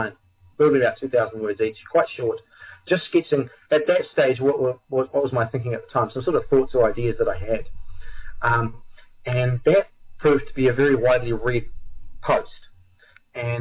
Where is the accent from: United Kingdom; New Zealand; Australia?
New Zealand; I'm from New Zealand, which is, for those who don't know, it's an island on the other side of the world down in the southern hemisphere.